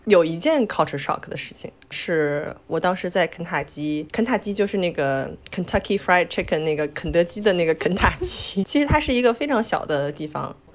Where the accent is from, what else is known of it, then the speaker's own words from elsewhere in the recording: Beijing, China; moved away as an adult; now in New York, United States; 我是来自北京，住在纽约，在美国九年的